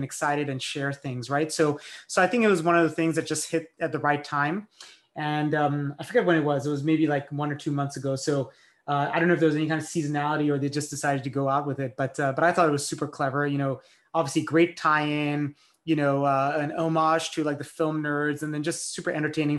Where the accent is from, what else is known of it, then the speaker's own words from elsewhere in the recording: France; moved away; I grew up in France.